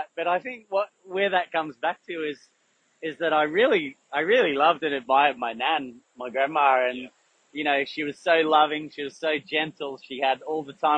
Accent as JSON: {"language": "English", "town": "Melbourne", "region": "Victoria", "country": "Australia", "tie": "born or raised there", "said": "I grew up in Yarraville in Melbourne in the western suburbs."}